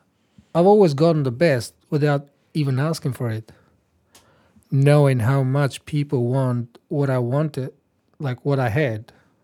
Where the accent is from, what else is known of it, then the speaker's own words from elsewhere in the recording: Albania; moved away as an adult; also born or lived in Turkey / Florence, Italy; now in Australia; So I was born in Albania, lived in Turkey, lived in Italy